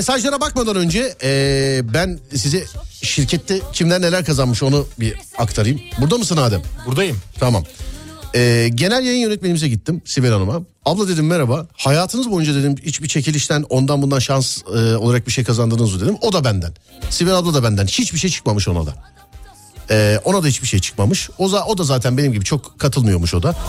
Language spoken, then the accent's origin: Turkish; Istanbul, Turkey; ben doğma büyüme Şişliyim.